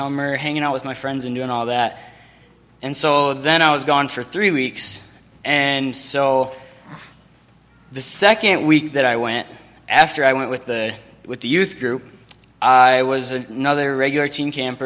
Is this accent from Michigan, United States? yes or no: yes; Michigan, United States; I'm from Myo, Michigan